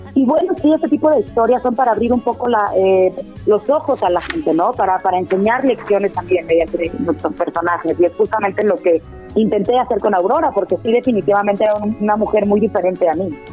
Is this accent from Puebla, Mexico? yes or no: yes; Puebla, Mexico; moved away; also born or lived in United States; Puebla de donde yo soy